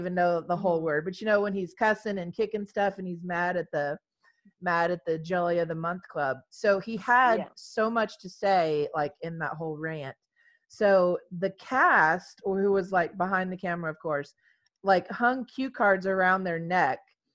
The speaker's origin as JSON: {"language": "English", "region": "Texas", "country": "United States", "said": "in Texas, which is where we're from"}